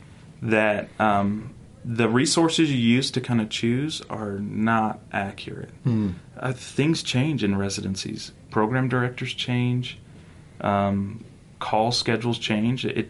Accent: North Carolina, United States; now in Utah, United States; I grew up in North Carolina.

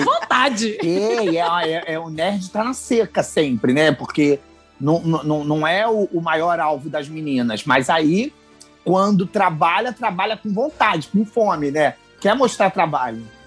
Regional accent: Rio de Janeiro, Brazil; eu sou do Rio

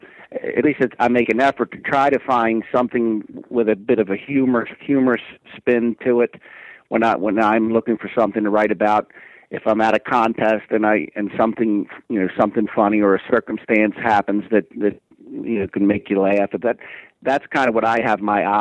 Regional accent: Bel Air, Maryland, United States; Air, Maryland, which is actually my hometown

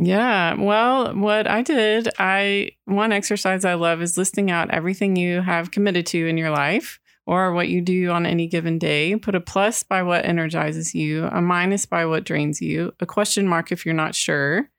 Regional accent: Texas, United States; I grew up in Texas

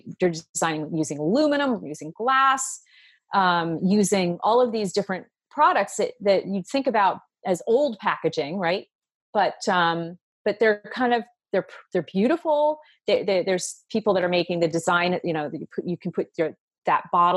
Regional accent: New Jersey, United States; When I was growing up in New Jersey

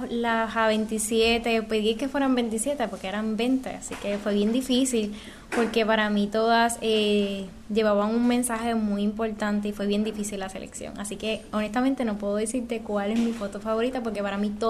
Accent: Guánica, Puerto Rico; Soy natural de Guánica.

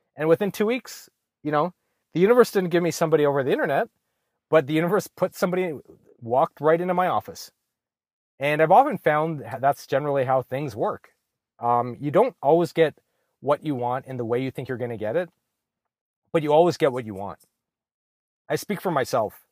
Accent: Ottawa, Ontario, Canada; moved away as an adult; now in Los Angeles, United States; I'm from Ottawa, Canada

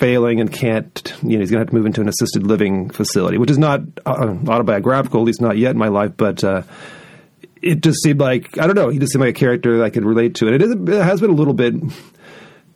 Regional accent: California, United States; also born or lived in Oregon / Seattle; now in Boise, United States; I grew up in California, was born in Oregon, lived in Seattle for years

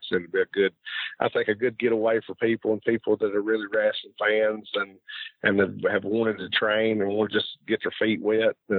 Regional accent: United States; it's the whole other deal is we're from the States and they're Japanese and you're over there in their country

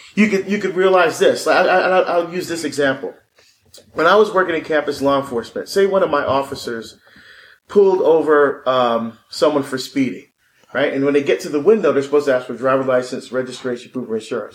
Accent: Barbados; I was born in Barbados

